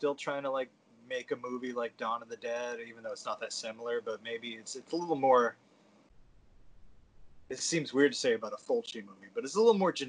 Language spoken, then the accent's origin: English; New England, United States; I'm from New England.